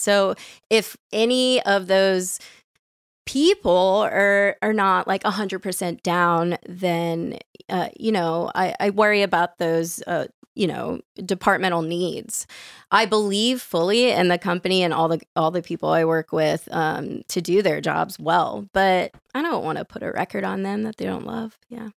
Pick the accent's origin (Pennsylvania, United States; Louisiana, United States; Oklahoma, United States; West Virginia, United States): Louisiana, United States; New Orleans; moved away; I grew up in New Orleans